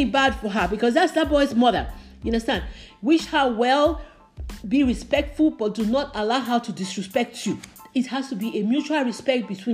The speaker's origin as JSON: {"language": "English", "country": "Nigeria", "tie": "born or raised there", "moved": "yes", "said": "I grew up in Africa, in Nigeria"}